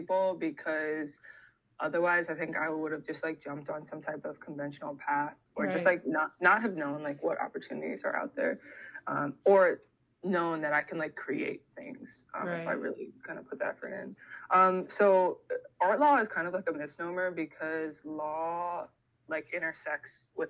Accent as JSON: {"language": "English", "region": "Ohio", "country": "United States", "also_born_or_lived": "Dominican Republic", "moved": "as an adult", "said": "I'm from Ohio and we like don't have people from the diaspora there"}